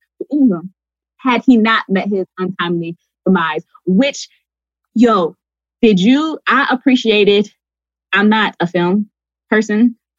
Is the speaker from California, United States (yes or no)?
no; Detroit, Michigan, United States; I'm from Detroit.